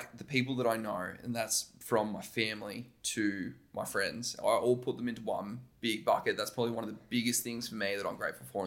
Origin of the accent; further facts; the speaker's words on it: Wollongong, New South Wales, Australia; Wollongong, by the way, I'm a Wollongong boy, born and bred